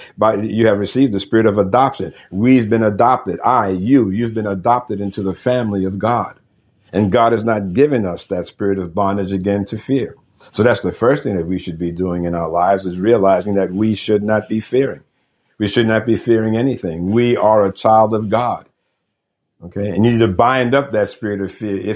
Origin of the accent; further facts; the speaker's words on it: New York City, New York, United States; I was raised in the Northeast, you know, New York City